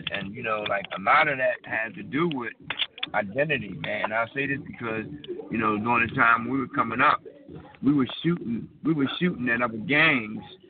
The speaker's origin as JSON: {"language": "English", "country": "United States", "tie": "born or raised there", "said": "as young black men, you know, growing up in America"}